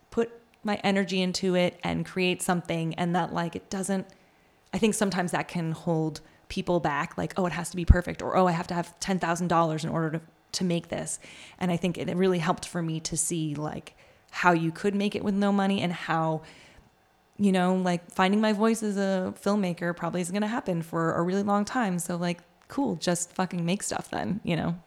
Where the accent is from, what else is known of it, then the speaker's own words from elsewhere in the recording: New York, United States; I grew up in New York